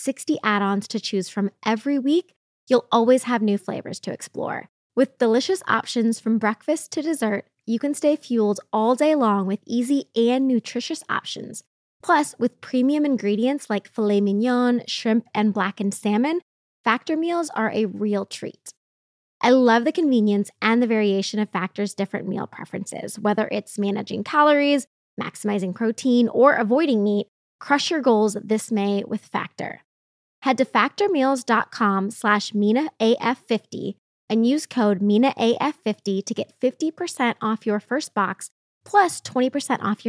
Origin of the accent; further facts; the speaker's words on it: Indianapolis, Indiana, United States; I'm from Indianapolis